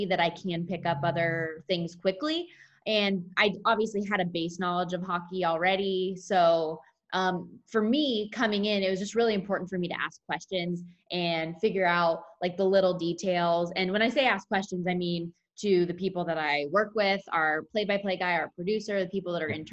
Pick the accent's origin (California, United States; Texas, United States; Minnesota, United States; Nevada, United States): Nevada, United States; Las Vegas; work in my hometown